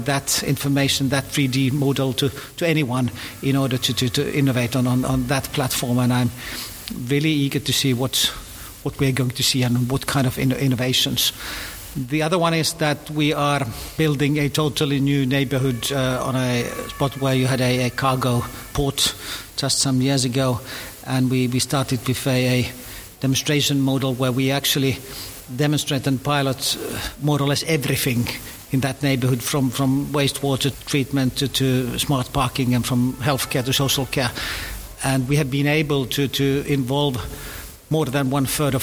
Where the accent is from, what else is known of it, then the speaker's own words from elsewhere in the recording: Finland; I'm coming from Finland, which is the promised country of engineers